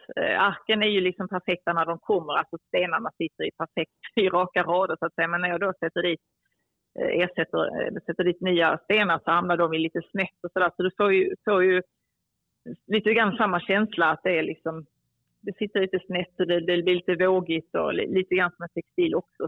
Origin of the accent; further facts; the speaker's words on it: Skåne, Sweden; moved away; also born or lived in Cairo, Egypt; är jag uppväxt i, eh, i Skåne